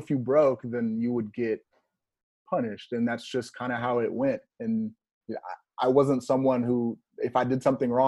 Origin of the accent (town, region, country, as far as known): Houston, Texas, United States; born or raised there; also born or lived in Minnesota